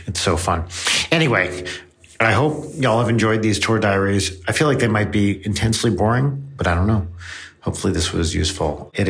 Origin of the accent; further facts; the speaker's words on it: New Jersey, United States; And that's my home state. That's New Jersey.